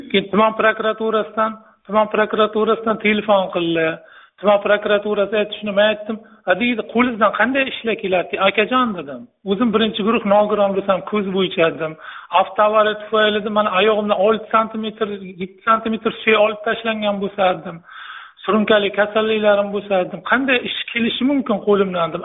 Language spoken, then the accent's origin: Uzbek; Qarshi, Qashqadaryo Region, Uzbekistan; o'zim qarshi shahrida tug'ilib qarshi shahrida o'sib katta bo'lganman